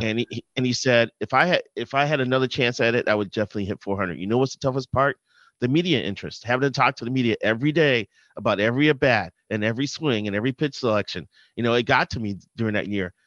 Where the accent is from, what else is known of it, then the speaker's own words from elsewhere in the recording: Chicago, Illinois, United States; now in Twin Cities, United States; I grew up in Chicago